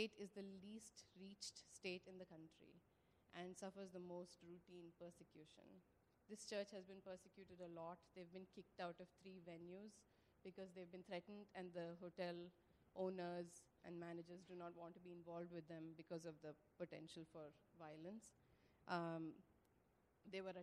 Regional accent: Karnataka, India; moved away; We're from India, from the southern state of Karnataka

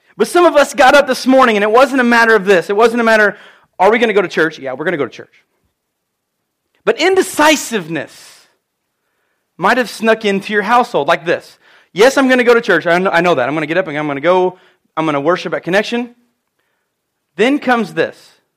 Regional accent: United States; I'm from Edwards County

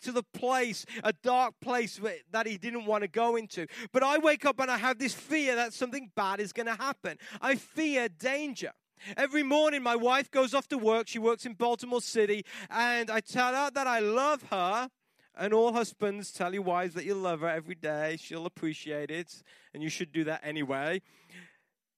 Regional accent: England, United Kingdom; moved away; I grew up in England and it rained a lot

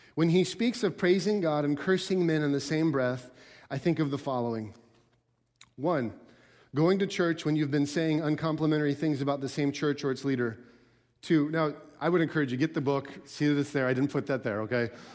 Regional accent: Alaska, United States; I grew up in Al-, in Alaska

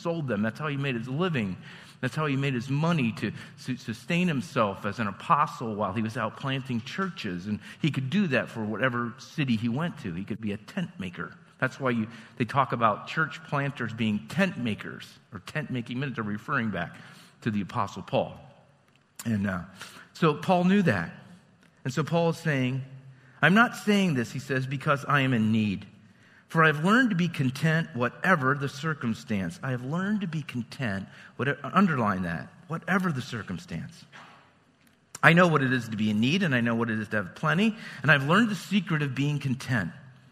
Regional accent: Lewistown, United States; I'm from Lewistown.

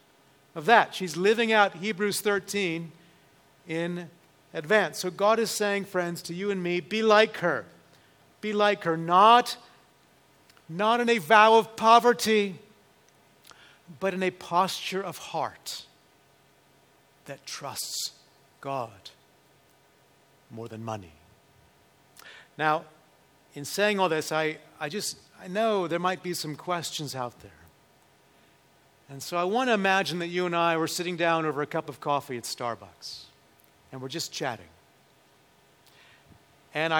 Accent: United States; us as American Christians

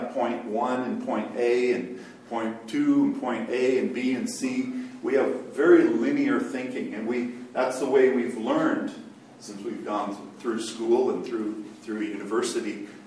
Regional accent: Côte d’Ivoire; But I was born in Cote d'Ivoire and raised there.

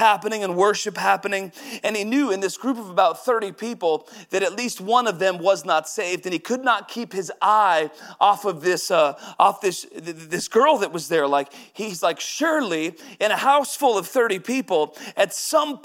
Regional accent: Woodland, Washington, United States; moved away as an adult; also born or lived in Texas / St. Petersburg; Woodland is my hometown. Was there 31 years before going to Texas and St. Petersburg

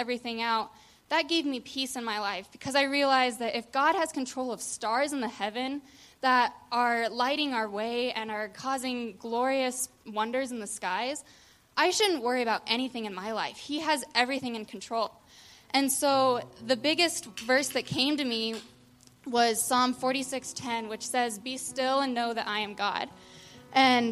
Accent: Sterling, Colorado, United States; I grew up in Sterling, Colorado

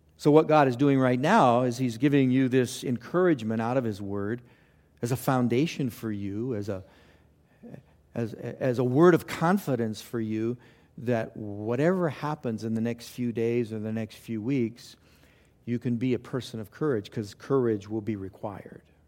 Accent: Los Angeles, California, United States; I grew up in Los Angeles

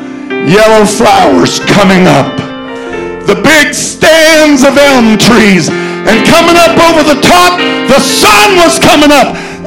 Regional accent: Colorado, United States; moved away; I was raised in Colorado.

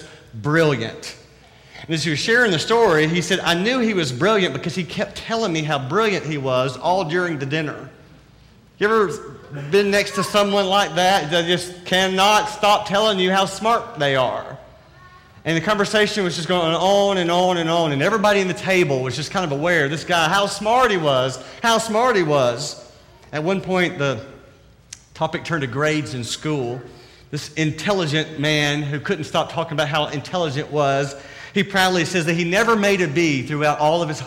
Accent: the South, United States; accent: southern; my southern accent

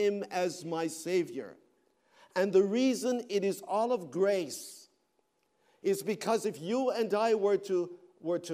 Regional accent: Canada; now in United States; I'm a Canadian

